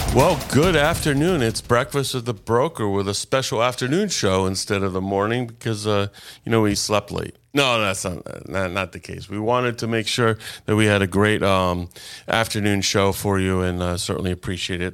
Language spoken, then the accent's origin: English; Boca Raton, Florida, United States; not only am I a native Floridian, I've been in Boca since four years old.